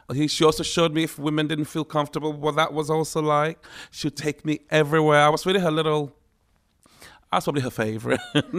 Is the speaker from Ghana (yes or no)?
yes; Ghana; also born or lived in Tema; It was a very surreal life, growing up in Ghana, but on a military base. You know, and then eventually we moved to the town of Tema, and things were a little more normal.